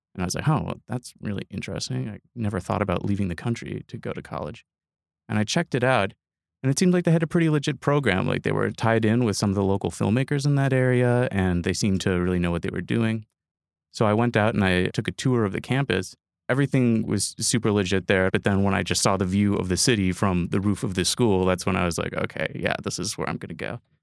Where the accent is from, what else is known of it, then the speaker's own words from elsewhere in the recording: Appleton, Wisconsin, United States; now in Fish Creek, United States; I grew up in Appleton, which is down in the Fox Cities.